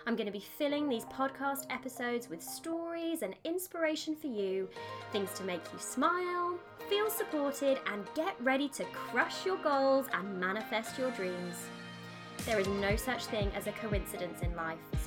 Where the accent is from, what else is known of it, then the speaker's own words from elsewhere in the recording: United Kingdom; I am in the UK, as I'm sure you can probably guess by my accent